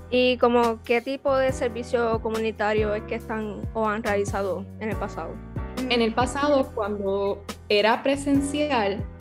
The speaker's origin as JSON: {"language": "Spanish", "town": "Ponce", "country": "Puerto Rico", "said": "yo soy de Ponce y tampoco"}